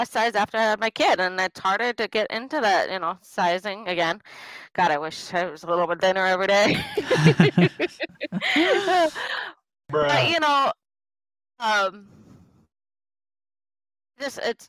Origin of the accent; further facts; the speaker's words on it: Midwest, United States; I'm from the Midwest, practically